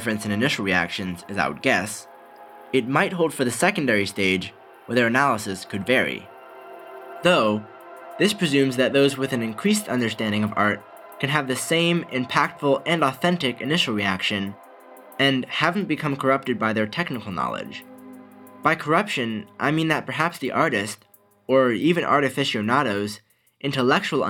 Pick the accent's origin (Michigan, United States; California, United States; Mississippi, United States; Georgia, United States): California, United States; Malibu; my hometown of Malibu, California